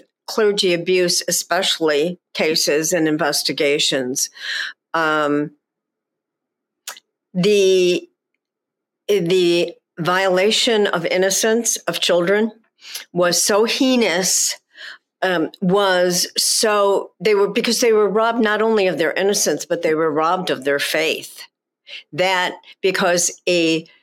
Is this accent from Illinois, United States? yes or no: yes; Chicago, Illinois, United States; I grew up in Chicago